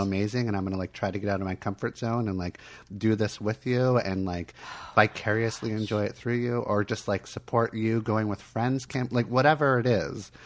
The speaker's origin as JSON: {"language": "English", "town": "Miami", "region": "Florida", "country": "United States", "tie": "born or raised there", "said": "I was born in Miami."}